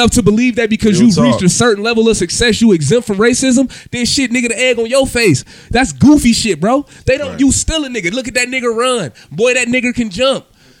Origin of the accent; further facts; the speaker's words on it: Akron, Ohio, United States; I'm an Akron nigga, right? I'm really not a Cleveland guy. I'm from Akron.